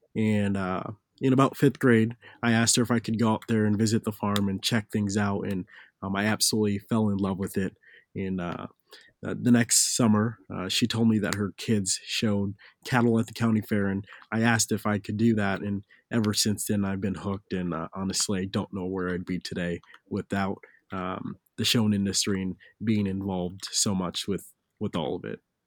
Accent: Fairville, Minnesota, United States; I'm from Fairville, Minnesota

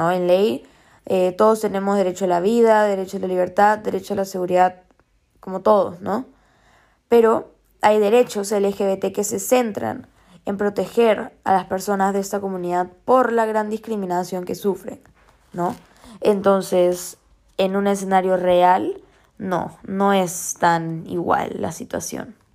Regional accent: Peru; Porque soy peruana, vivo en Perú, ¿no? He crecido en Perú

